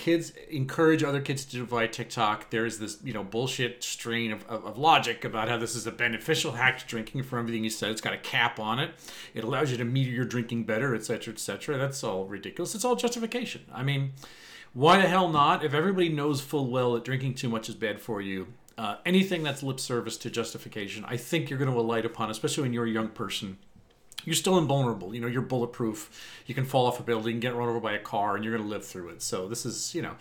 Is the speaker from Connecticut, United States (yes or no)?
no; Eastern Suffolk County, Long Island, New York, United States; where I grew up in Eastern Suffolk County, especially on Long Island